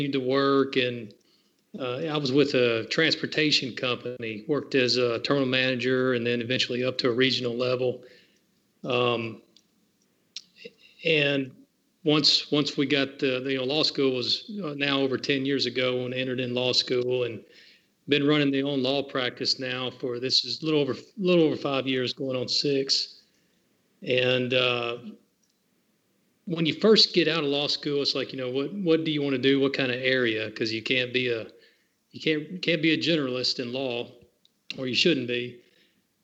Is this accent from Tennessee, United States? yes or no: yes; Franklin, Tennessee, United States; moved away as an adult; also born or lived in Montgomery, Alabama; now in Murfreesboro, United States; Born and raised in Franklin, Tennessee.